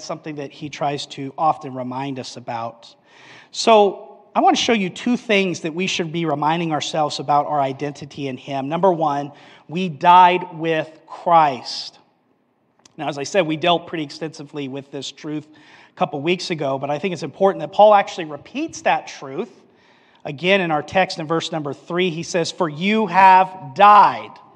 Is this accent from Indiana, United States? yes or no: no; Albuquerque, New Mexico, United States; Growing up in Albuquerque, New Mexico